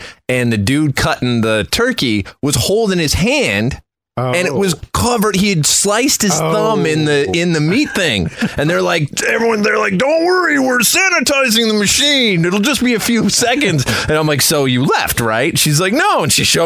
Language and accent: English; Canada; moved away; I'm from Canada originally